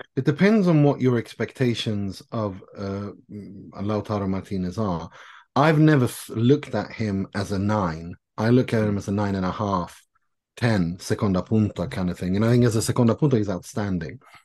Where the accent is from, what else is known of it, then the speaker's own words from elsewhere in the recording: Gothenburg, Västra Götaland, Sweden; I'm from Gothenburg.